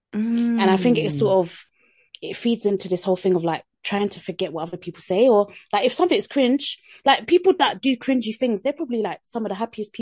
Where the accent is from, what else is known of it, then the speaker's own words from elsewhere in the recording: United Kingdom; It's like that Britishness inside us is like we're fighting cringe every single second of every day.